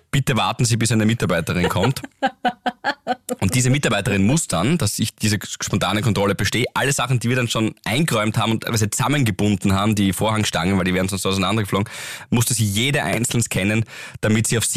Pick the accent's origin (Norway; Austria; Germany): Austria; Graz, Styria; Wir sind ja Grazer Burm.